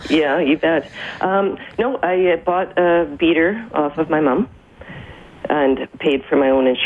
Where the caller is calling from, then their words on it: Rocky Mountain House, Alberta, Canada; am calling from Rocky Mountain House.